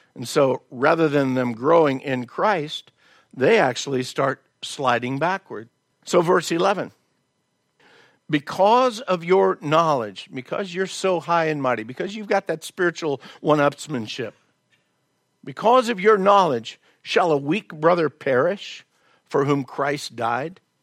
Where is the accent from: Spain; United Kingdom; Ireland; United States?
United States; the South; moved away; I was raised in the South